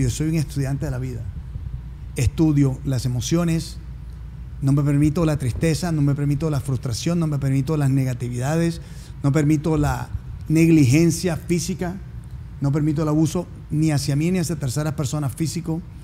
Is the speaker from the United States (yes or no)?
yes; New Jersey, United States; also born or lived in Colombia; now in Miami, United States; vengo de una familia que nacimos en Colombia, de una, un legado italiano-argentino por parte de madre y venezolano-colombiano por parte de padre. Como tal, viviendo en Miami, pero crecí en New Jersey